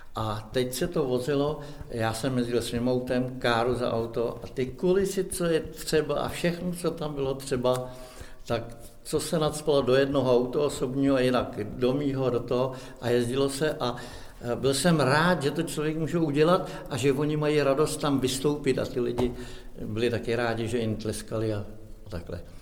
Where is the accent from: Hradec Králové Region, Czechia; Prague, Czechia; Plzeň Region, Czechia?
Plzeň Region, Czechia; near Rabí; Já pocházím kousek tady odsaď od Rábí z Buditit